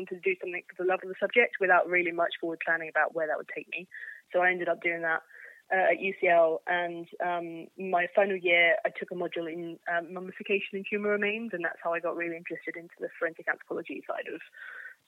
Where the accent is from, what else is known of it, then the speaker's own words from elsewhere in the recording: Deal, South East England, United Kingdom; now in Edinburgh, United Kingdom; I grew up in a small town called Deal near Dover in Kent. And now I live in Edinburgh